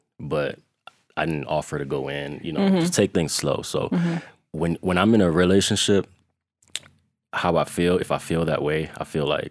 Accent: New York, United States; moved away as an adult; also born or lived in Jamaica; now in Colorado, United States; Raised in New York

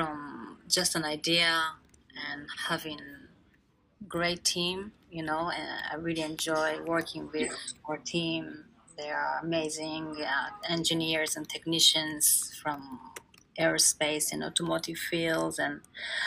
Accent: Japan; moved away as an adult; also born or lived in United Kingdom / Israel; I'm from Japan

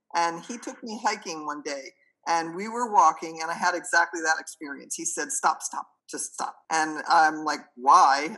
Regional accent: Miami, Florida, United States; moved away as an adult; also born or lived in Sewanee, Tennessee; so I was a city girl. I came from Miami

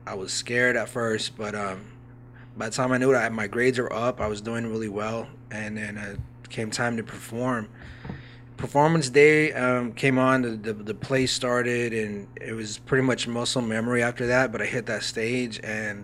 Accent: New Mexico, United States; I'm originally from New Mexico.

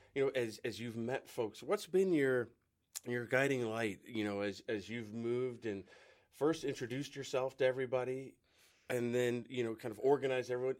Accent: West Coast, United States; moved away; I'm from the West Coast

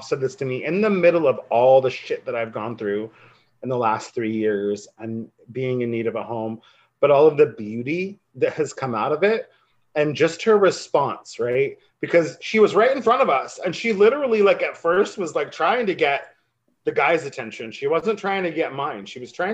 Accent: a coastal town in Oregon, United States; moved away as an adult; now in Los Angeles, United States; my hometown and folks were like, we want to start a community radio. Can you help us? And I'm like, it's a coastal town in Oregon

